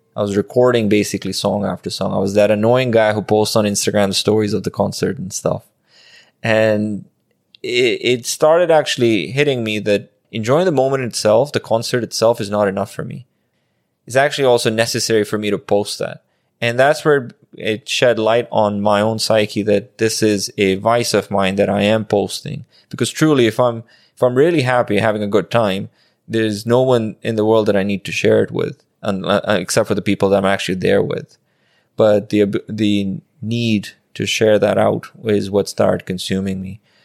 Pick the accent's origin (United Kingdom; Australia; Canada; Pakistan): Pakistan; I grew up in Pakistan